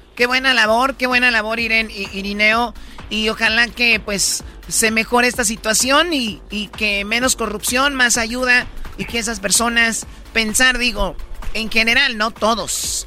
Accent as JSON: {"language": "Spanish", "region": "Michoacán", "country": "Mexico", "said": "los michoacanos siempre somos bien"}